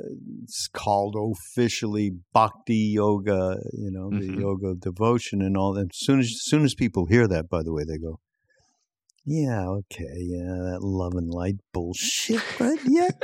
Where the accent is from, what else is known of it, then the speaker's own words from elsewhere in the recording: Quebec, Canada; because I'm from Quebec, yep, and that's how the French would say it.